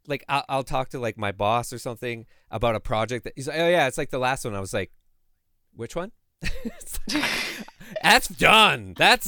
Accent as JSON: {"language": "English", "country": "Canada", "said": "I don't remember, but I'm also Canadian, so it probably didn't happen to me."}